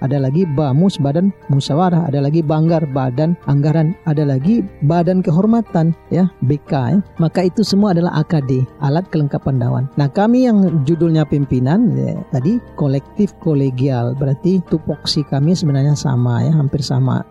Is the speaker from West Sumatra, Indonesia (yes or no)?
yes; Payakumbuh, West Sumatra, Indonesia; kampung halaman saya sendiri Kumbu 50 kota